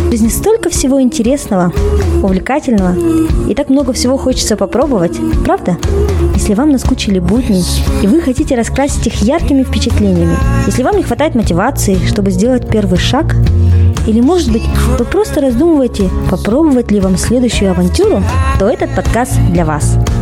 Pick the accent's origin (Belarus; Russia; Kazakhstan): Kazakhstan; Kokshetau, Akmola Region; now in Almaty, Kazakhstan